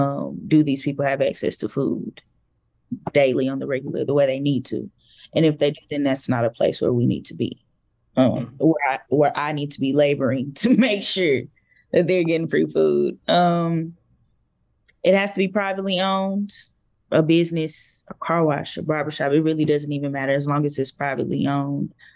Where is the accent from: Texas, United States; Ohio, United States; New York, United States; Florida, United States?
Texas, United States; Fort Worth; I'm from the Stop Six Projects, and so I know what food insecurity looks like